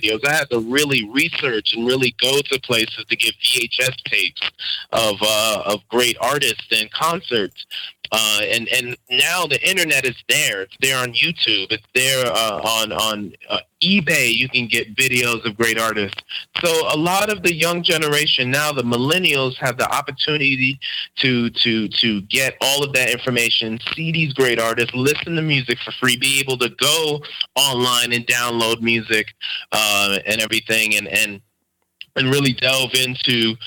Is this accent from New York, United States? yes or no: yes; New York City, New York, United States; also born or lived in Harlem; I was raised in Queens, but spent a lot of time in Harlem as a kid